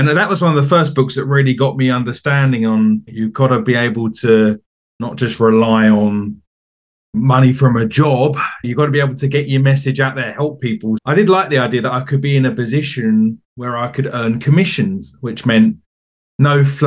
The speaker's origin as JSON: {"language": "English", "area": "Essex", "region": "East of England", "country": "United Kingdom", "tie": "born or raised there", "moved": "yes", "said": "as you might be able to tell from my accent, I'm from the UK. I'm from a county called Essex, which is just outside of London. And I grew up in England."}